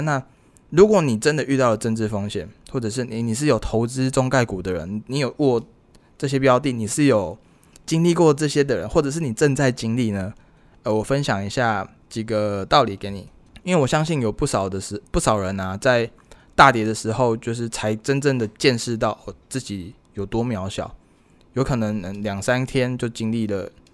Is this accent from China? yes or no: no; Taiwan; 我是台湾人